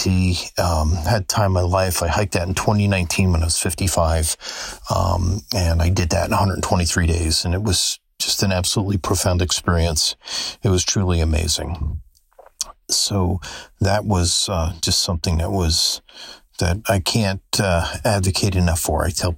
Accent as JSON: {"language": "English", "area": "the Catskills", "region": "New York", "country": "United States", "moved": "as an adult", "lives_now": "Daytona Beach, United States", "said": "I'm from the Catskills."}